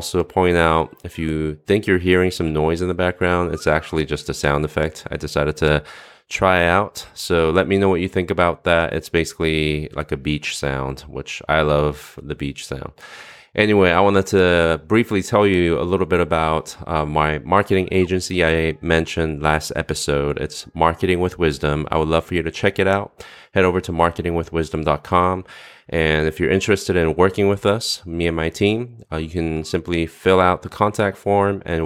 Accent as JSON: {"language": "English", "area": "Silicon Valley", "region": "California", "country": "United States", "moved": "yes", "said": "I'm actually a Californian, so I'm excited to talk to you. I'm from the Silicon Valley"}